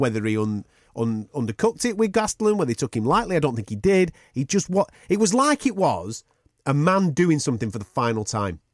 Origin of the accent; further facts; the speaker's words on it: United Kingdom; Us as British fight fans